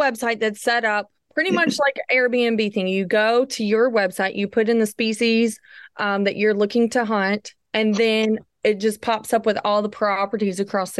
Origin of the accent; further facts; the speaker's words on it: the South, United States; I'm from the South. We're all about it down here.